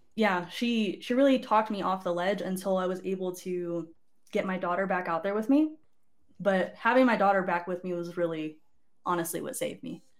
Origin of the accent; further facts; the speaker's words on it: Barstow, California, United States; moved away as an adult; also born or lived in Oregon; I was born in Oregon, but raised in Souther-, Southern California, if you know where Fort Irwin, California is.